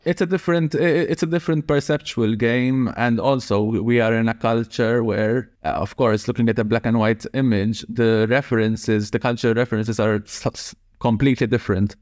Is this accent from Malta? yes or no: yes; Malta; I was born and raised in Malta